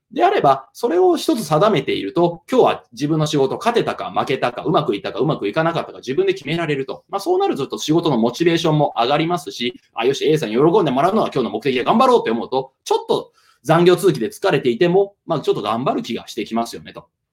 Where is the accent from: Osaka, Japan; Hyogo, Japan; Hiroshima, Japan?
Hyogo, Japan; Kansai; 私、兵庫県民、え関西人でございますので